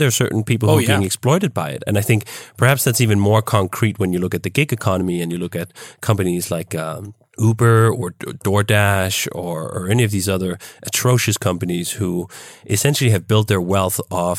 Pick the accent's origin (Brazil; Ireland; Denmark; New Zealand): Denmark; now in United States; In fact, when I came from Denmark to here, I was astounded at just how poorly those two parts worked. When I came to the US, I had a girlfriend at the time who was enrolled in Loyola University.